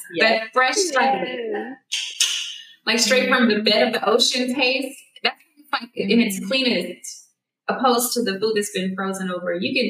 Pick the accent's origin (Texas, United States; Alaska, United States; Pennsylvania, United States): Texas, United States; Houston; moved away; because me and Kim, we're from originally from Houston. So we are from the Gulf.